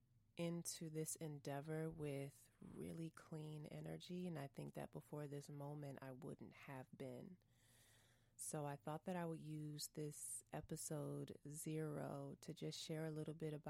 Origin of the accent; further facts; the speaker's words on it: St. Paul, Minnesota, United States; moved away as an adult; also born or lived in Texas / Washington, D.C.; I was born and raised in St. Paul, Minnesota